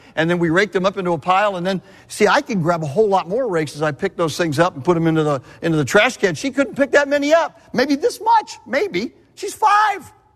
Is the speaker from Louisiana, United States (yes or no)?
no; Southern California, United States; I'm from Southern California, born and raised